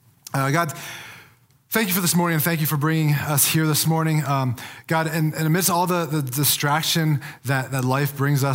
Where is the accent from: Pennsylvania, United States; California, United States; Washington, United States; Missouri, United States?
Pennsylvania, United States; moved away as an adult; now in Colorado, United States; So I'm not a native of Colorado, like many people who live out in Colorado. I'm a transplant. I moved out here from Pennsylvania about 20 years ago after I graduated college.